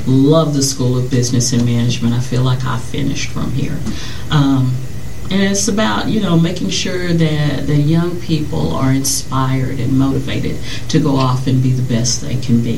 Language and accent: English; Louisiana, United States; We're both from Louisiana